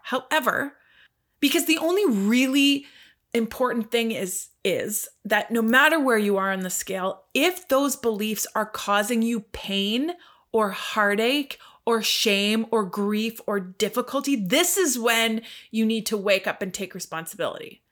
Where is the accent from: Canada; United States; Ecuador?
Canada; I'm Canadian.